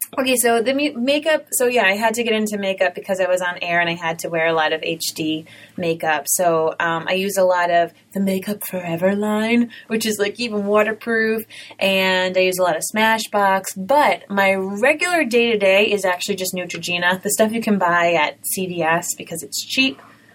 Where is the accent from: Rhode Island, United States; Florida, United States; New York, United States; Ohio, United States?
Rhode Island, United States; accent: Rhode Island; I had a Rhode Island accent and I really tried to work on it.